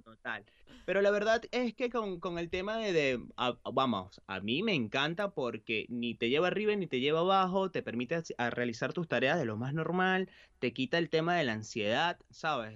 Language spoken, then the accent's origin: Spanish; Valencia, Carabobo, Venezuela; moved away as an adult; also born or lived in Buenos Aires, Argentina; now in Galicia, Spain; yo crecí en un apartamento en Valencia